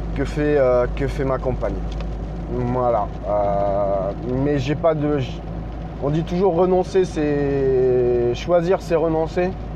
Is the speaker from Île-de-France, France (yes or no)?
no; Normandy, France; also born or lived in Nord; now in Bordeaux area, France; Je suis normand, je suis passé dans, je suis passé dans le nord et j'ai atterri dans le bordelais